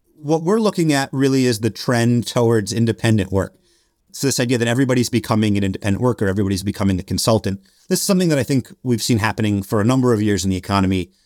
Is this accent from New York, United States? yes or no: yes; Albany, New York, United States; moved away as an adult; also born or lived in Montreal, Canada / Washington, D.C.; now in Brazil; I'm, I'm from Albany. I'm from upstate New York